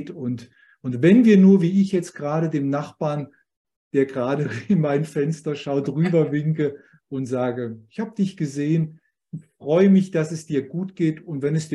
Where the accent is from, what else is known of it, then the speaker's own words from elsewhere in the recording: Hesse, Germany; Ich sage also, nein, ich komme aus Hessen, aber ich finde es schön.